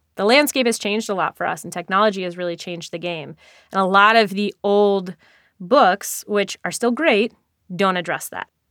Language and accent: English; New York, United States; a New Yorker myself